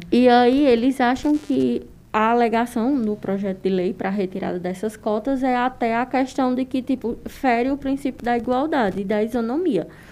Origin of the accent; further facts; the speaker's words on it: Northeastern sertão, Northeast Region, Brazil; estamos no interior do sertão nordestino onde o machismo é mais é estrutural